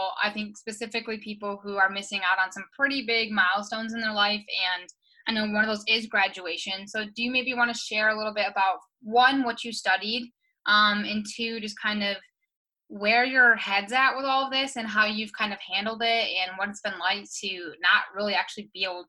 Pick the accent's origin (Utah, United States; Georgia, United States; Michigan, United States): Michigan, United States; Hamilton; She actually went to high school with me back in the good old days at Hamilton High School.